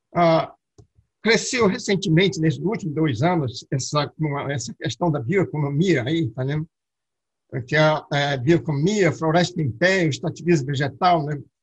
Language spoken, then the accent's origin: Portuguese; Amazonas, Brazil; apenas como amazonense, como agrônomo, e como morador da região